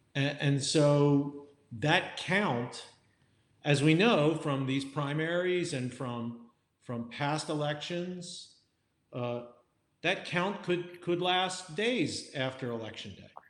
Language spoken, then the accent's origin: English; Wilmington, Delaware, United States; moved away; in my home state of Delaware. You know, Joe, Joe Biden and I are fellow Delawareans.